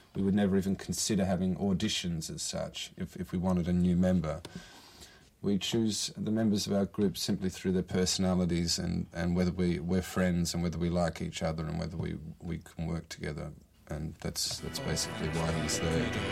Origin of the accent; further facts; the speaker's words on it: Australia; moved away as an adult; now in Brazil; I'm Australian.